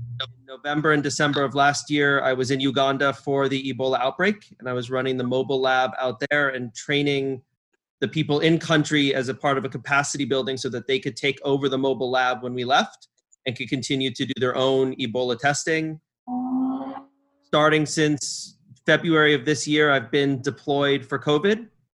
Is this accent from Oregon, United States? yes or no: no; California, United States; moved away as an adult; also born or lived in Atlanta / New York City; I'm originally from California, born and raised, and moved to Atlanta back in 2005